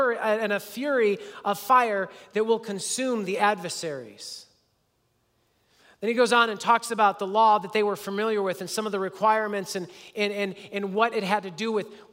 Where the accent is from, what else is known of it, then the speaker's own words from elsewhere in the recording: United States; as an American